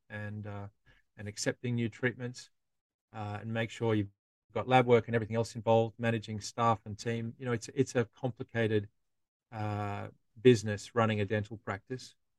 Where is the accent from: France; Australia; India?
Australia; now in London, United Kingdom; I'm a dentist from Australia